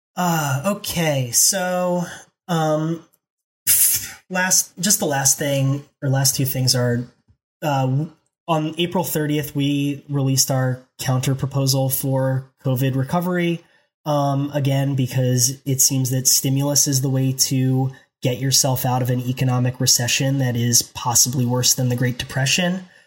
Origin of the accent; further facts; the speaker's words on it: Philadelphia, Pennsylvania, United States; as a Philadelphian